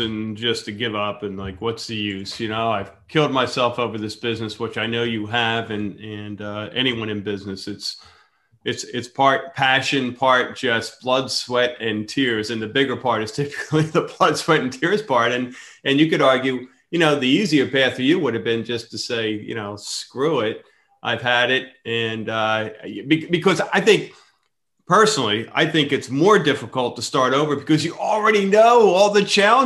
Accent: Philadelphia, Pennsylvania, United States; I'm from the Philadelphia

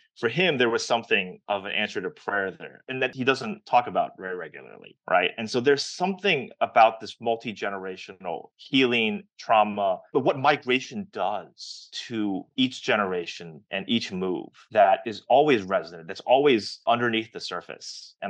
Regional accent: United States; I think when I was born and raised in the States

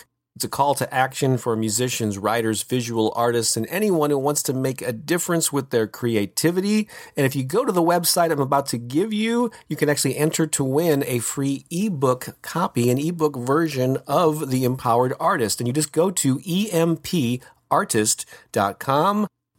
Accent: St. Louis, Missouri, United States; my hometown of St. Louis

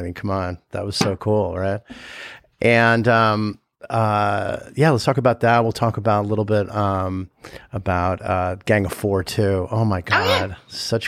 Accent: Los Angeles, California, United States; that's where I grew up. Exactly right there

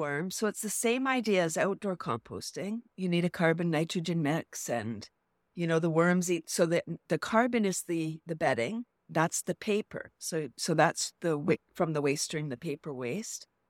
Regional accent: Toronto, Ontario, Canada; Born in Toronto and Yeah, so I'm from the large city

